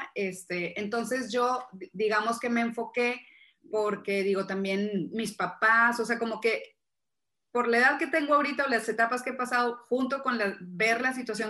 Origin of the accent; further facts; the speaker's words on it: Monterrey, Nuevo León, Mexico; soy de Monterrey, vivo en Monterrey, México